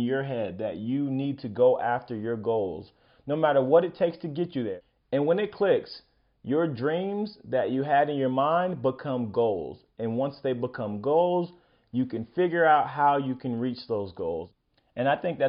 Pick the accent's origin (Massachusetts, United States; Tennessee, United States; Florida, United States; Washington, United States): Florida, United States; I was a kick returner in high school, and I'm from Florida